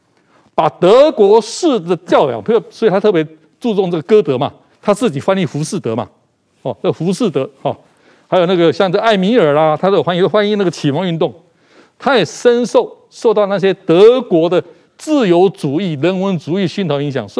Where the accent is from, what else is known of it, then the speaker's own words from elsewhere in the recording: Japan; Chinese is a second language; 对对对，就说比我们日本人还日本人哈。